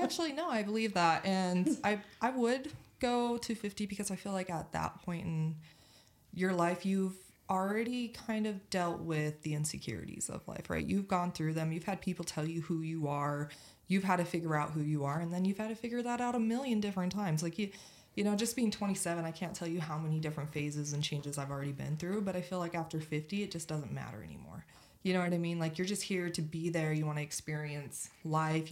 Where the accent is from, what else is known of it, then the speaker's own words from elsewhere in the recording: Utah, United States; born and raised in Utah